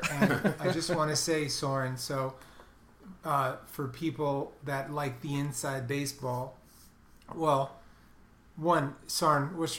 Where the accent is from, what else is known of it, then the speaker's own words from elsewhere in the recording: New York City, New York, United States; I'm from Brooklyn.